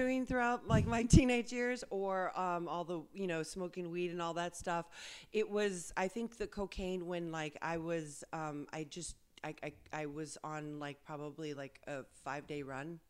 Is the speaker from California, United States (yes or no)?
yes; West Covina, California, United States; also born or lived in Argentina; I'm a girl from like dirt roads and donkeys in Argentina, and I grew up in West Covina here in mm-hmm. San Gabriel Valley